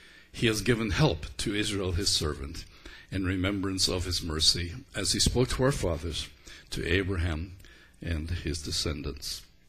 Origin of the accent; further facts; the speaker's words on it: Belfast, Northern Ireland, United Kingdom; And he was from Glasgow, and I was from Belfast.